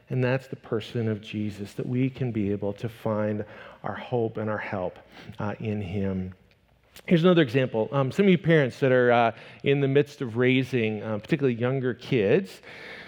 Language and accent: English; Northwest Iowa, United States; I grew up in Northwest Iowa, and in the midst of the background of my small town traditional church that I grew up going